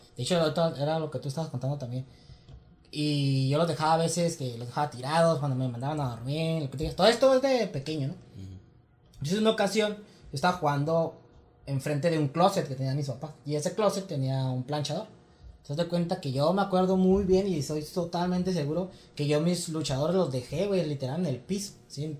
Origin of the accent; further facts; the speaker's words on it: Mexico; yo crecí en Virreyes